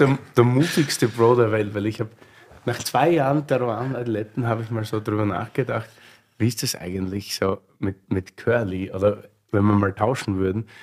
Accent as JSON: {"language": "German", "region": "Styria", "country": "Austria", "moved": "yes", "lives_now": "Berlin, Germany", "said": "bin gerade Österreicher in Deutschland"}